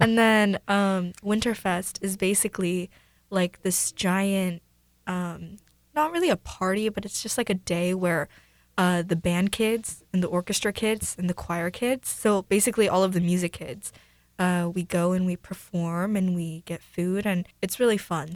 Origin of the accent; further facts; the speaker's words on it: Mercer Island, Washington, United States; Both my parents are Korean, but I was born here